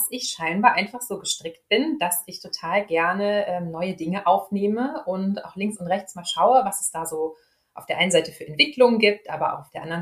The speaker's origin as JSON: {"language": "German", "town": "Dortmund", "region": "North Rhine-Westphalia", "country": "Germany", "tie": "born or raised there", "said": "wohne hier in Dortmund, bin also ein echtes Kind aus dem Ruhrgebiet."}